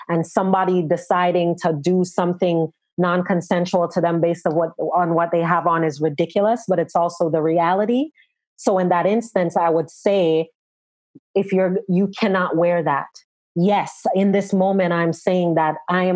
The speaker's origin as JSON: {"language": "English", "country": "Jamaica", "said": "as a Jamaican"}